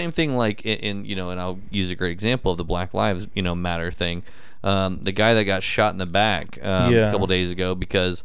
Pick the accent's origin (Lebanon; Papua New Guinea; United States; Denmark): United States; I was born here, I was raised here